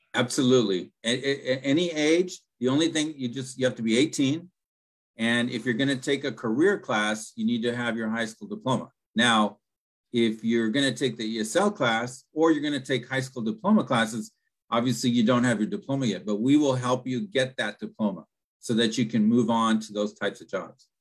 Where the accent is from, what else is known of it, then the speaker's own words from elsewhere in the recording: Pico Rivera, California, United States; first language Spanish; English is a second language; I grew up in uh, Pico Rivera, and um, uh, both my parents were immigrants from Mexico